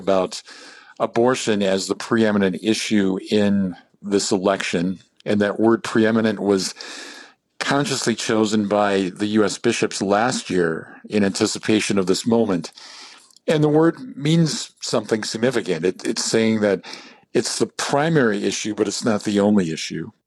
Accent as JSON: {"language": "English", "region": "Midwest", "country": "United States", "also_born_or_lived": "Milwaukee, Wisconsin / Gary, Indiana", "lives_now": "Madison, United States", "said": "I'm Midwesterner through and through"}